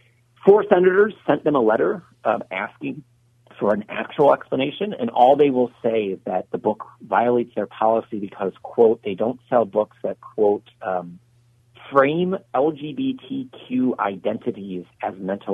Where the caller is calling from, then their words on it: Luckett, Virginia, United States; I'm in Luckett, Virginia, about 60 miles northwest of D.C.